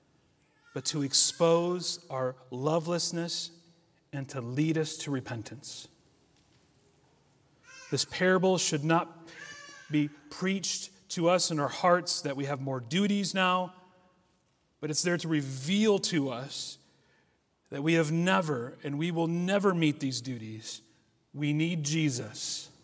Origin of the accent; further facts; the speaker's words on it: United States; Us as American Christians have our faith plastered all over our clothes, our cars, our homes.